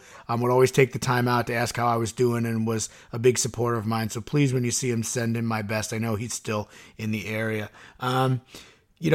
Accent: Suffern, New York, United States; I grew up in Suffren

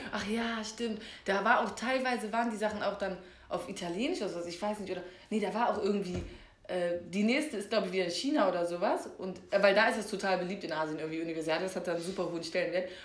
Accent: Germany; man kommt aus Deutschland

